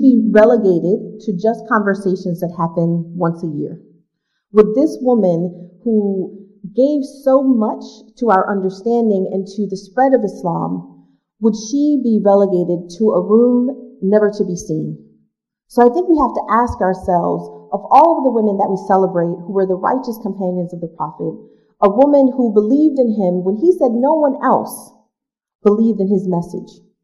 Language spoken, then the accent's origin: English; New York City, New York, United States; I grew up in Brooklyn, New York, in Marcus Garvey Projects, one of seven children